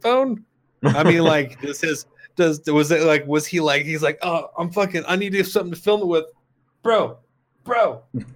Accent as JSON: {"language": "English", "country": "United States", "said": "I'm fucking American"}